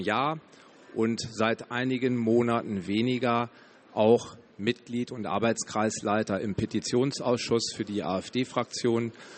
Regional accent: Hanover region, Lower Saxony, Germany; Ich komme aus der Region Hannover, aus dem schönen Niedersachsen.

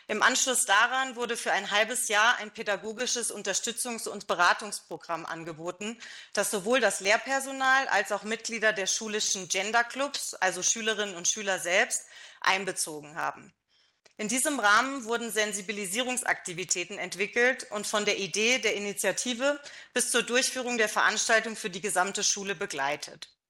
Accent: Germany; ich bin auch in Deutschland äh, aufgewachsen natürlich

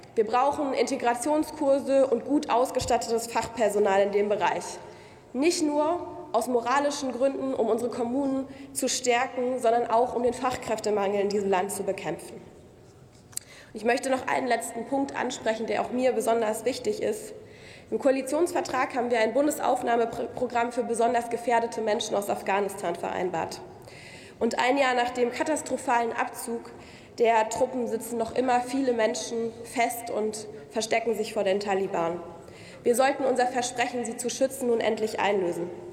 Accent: Munich, Bavaria, Germany; als Münchnerin

